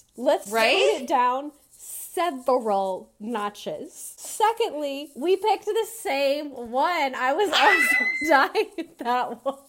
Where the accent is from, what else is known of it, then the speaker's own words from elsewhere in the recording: Pennsylvania, United States; born there; I was born in Pennsylvania, but chose to complete my bachelor's degree in England.